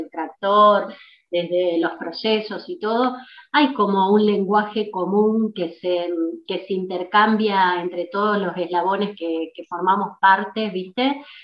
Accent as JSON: {"language": "Spanish", "country": "Argentina", "said": "como típicamente argentino"}